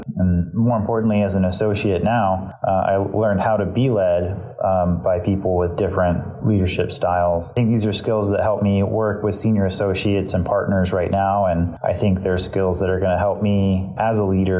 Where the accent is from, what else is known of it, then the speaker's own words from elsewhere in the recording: Dallas, Texas, United States; also born or lived in Bandera, Texas; now in Austin, United States; I grew up in Texas, and I spent time kind of all over the state, but most of my youth was spent in Dallas.